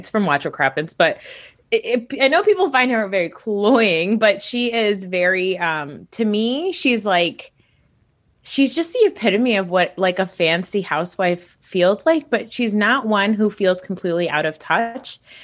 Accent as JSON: {"language": "English", "region": "Northeast", "country": "United States", "said": "I'm from the Northeast"}